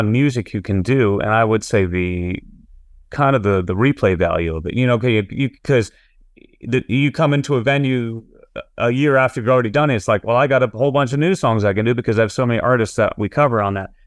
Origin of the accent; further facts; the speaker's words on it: New England, United States; also born or lived in Massachusetts / Nashville; now in New Hampshire, United States; I grew up in New England